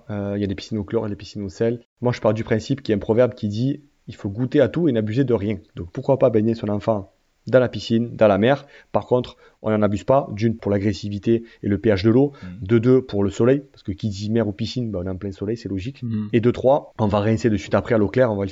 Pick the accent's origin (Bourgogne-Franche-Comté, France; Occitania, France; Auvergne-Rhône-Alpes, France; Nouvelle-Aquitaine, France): Occitania, France; Bessan; Un village de clochers où on joue avec les copains, c'est là où j'ai grandi, donc je